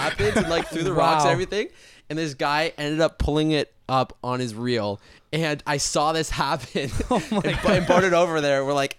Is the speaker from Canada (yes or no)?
yes; London, Ontario, Canada; I'm from London. Go Knights.